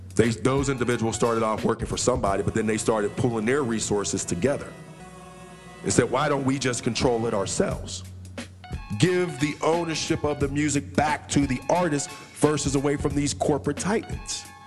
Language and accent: English; Pittsburgh, Pennsylvania, United States; I'm from Pittsburgh